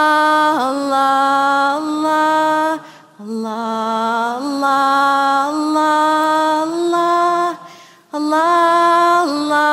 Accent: Flint, Michigan, United States; also born or lived in Saudi Arabia / Syria / Morocco; now in Santa Fe, United States; I grew up in Flint, Michigan. I was born in Saudi Arabia. I'm Syrian American. I live in Santa Fe, New Mexico

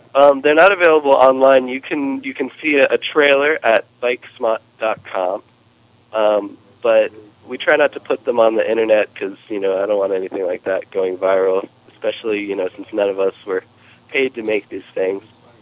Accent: North Carolina, United States; I'm from North Carolina

